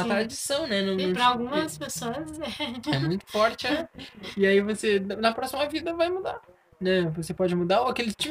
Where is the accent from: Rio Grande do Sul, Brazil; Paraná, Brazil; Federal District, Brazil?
Rio Grande do Sul, Brazil; eu tinha assim, não, sou do Rio Grande do Sul, né?